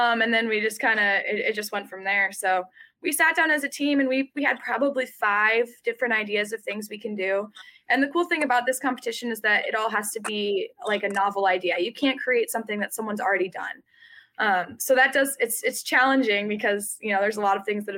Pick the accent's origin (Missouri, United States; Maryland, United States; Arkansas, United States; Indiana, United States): Indiana, United States; West Lafayette; I've grown up in West Lafayette my whole life, so been from and born and raised in Boilermaker country